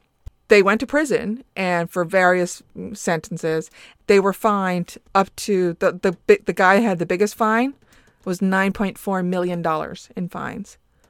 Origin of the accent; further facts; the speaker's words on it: Newfoundland and Labrador, Canada; You know, as a Newfoundlander, we prefer molasses to put on our Towtons.